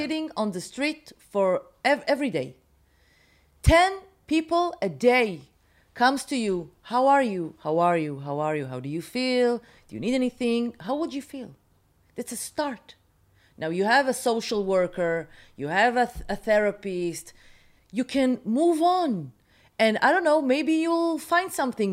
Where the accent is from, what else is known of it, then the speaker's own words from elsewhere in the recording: Haifa, Haifa District, Israel; moved away as an adult; now in Tel Aviv, Israel; When I was growing up in Haifa